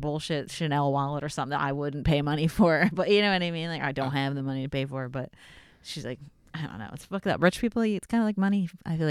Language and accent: English; Bucks County, Pennsylvania, United States; moved away as an adult; now in Philadelphia, United States; no, I'm from Bucks County.